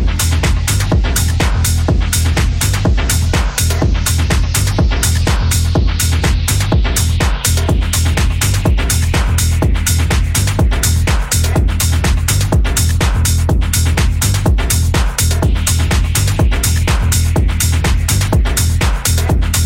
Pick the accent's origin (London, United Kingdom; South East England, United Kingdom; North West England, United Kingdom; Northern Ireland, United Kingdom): North West England, United Kingdom; Manchester; I'm from Manchester